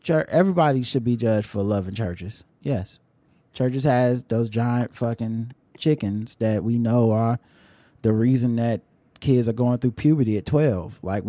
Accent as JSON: {"language": "English", "country": "Jamaica", "said": "I'm Jamaican."}